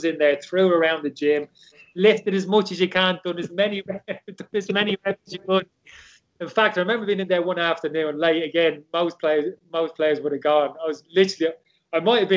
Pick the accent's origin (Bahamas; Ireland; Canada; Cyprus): Ireland; Dublin, Leinster; I never saw pasta growing up in Dublin